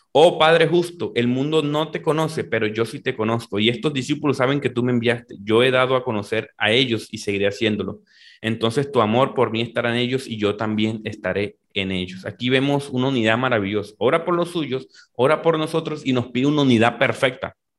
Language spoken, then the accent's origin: Spanish; Valledupar, Cesar, Colombia; yo soy de Valledupar, Colombia. Eh, nací en esta, esta región aquí del norte de Colombia